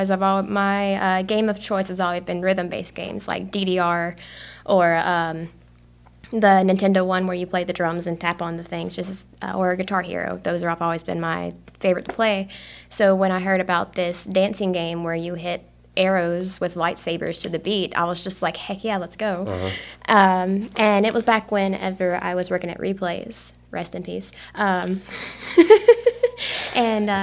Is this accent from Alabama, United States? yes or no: yes; Reform, Alabama, United States; moved away as an adult; now in Columbus, United States; I grew up in Reform, Alabama, raised on a farm pretty much.